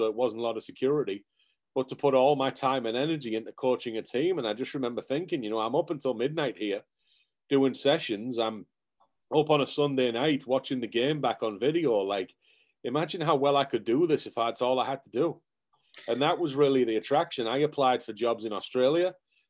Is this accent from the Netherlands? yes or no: no; England, United Kingdom; moved away as an adult; now in United States; But I come from England originally. I did a sports science degree, sports psychology master's in England, and wanted to pursue the coaching field.